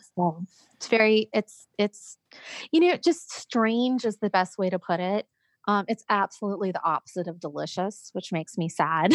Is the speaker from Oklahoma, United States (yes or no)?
no; California, United States; also born or lived in Georgia; now in South Carolina, United States; I'm originally from California, and then I lived in Georgia for a good bit of time, and then moved to South Carolina.